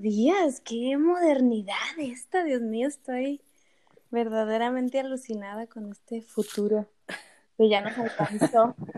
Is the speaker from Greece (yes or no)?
no; Mexico; como personas, como mujeres, como mexicanas, como artistas